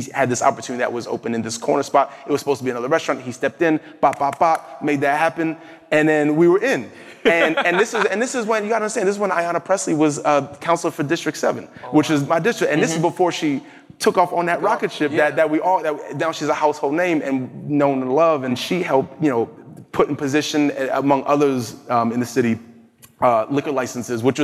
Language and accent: English; New Jersey, United States; I'm from New Jersey